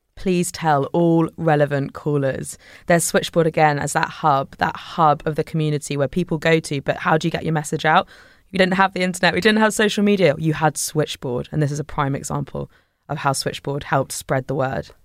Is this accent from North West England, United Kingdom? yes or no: no; Devon, South West England, United Kingdom; I grew up in Devon